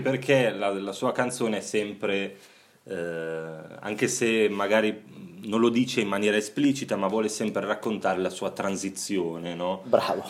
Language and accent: Italian; Bologna, Emilia-Romagna, Italy; io che sono bolognese